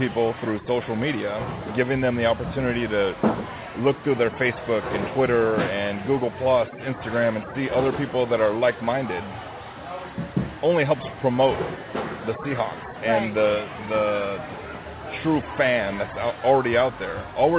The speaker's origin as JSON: {"language": "English", "region": "California", "country": "United States", "said": "I'm adopted. I came from the Bay Area."}